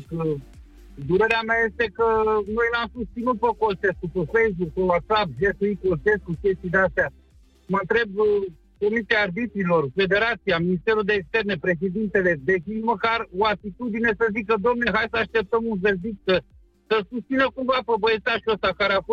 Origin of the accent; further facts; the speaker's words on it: Romania; Deci eu sunt un român căsătorit cu o țigancă, da?